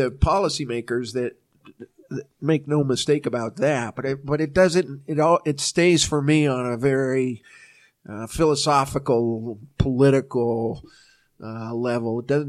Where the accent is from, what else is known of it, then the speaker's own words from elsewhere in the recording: Massachusetts, United States; moved away as an adult; now in Utah, United States; So I grew up in Massachusetts, came out to Utah